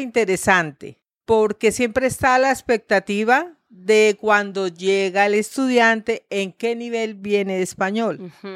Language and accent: Spanish; Bucaramanga, Santander, Colombia; moved away as an adult; also born or lived in Santa Marta; yo nací aquí en Bucaramanga, me crié aquí en Bucaramanga